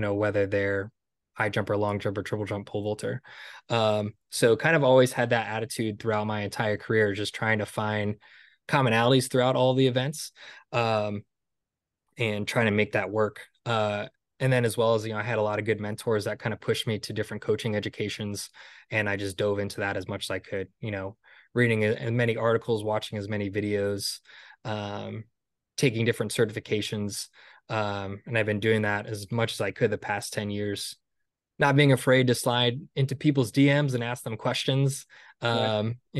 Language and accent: English; Stonington, Connecticut, United States; after I graduated from college, um, New London was a couple towns over from where I grew up in Stonington, Connecticut.